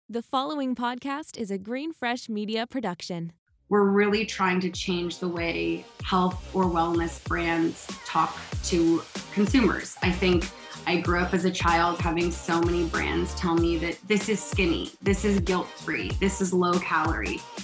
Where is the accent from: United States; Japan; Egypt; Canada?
Canada; Toronto, Ontario; also born or lived in Montreal; I grew up in Toronto